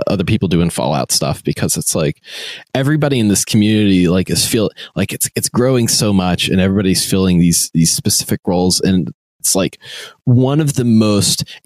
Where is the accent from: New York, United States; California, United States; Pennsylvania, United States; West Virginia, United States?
West Virginia, United States; also born or lived in Charleston, West Virginia; I had moved back to West Virginia, I live in Charleston, West Virginia